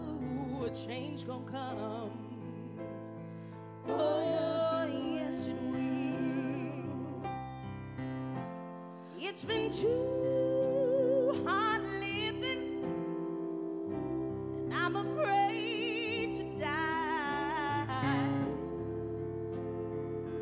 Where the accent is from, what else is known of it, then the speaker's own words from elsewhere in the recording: Oakland, California, United States; also born or lived in New Orleans, Louisiana; I'm originally from New Orleans, Louisiana, but I was raised in Oakland, California, East Bay